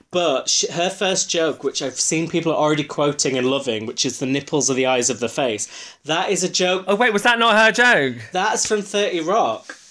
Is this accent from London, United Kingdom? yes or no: no; Huddersfield, Yorkshire and the Humber, United Kingdom; accent: Yorkshire; she's doing my accent because Mel B's from Leeds, I'm from Huddersfield. It's the same. I mean, I've lost my accent.